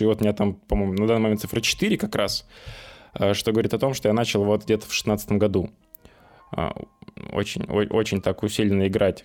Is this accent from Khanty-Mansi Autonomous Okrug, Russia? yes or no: yes; Nyagan, Khanty-Mansi Autonomous Okrug, Russia; moved away; я из Нягань